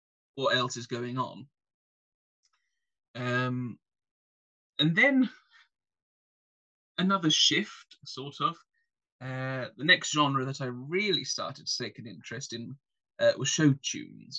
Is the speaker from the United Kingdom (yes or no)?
yes; England, United Kingdom; I'm English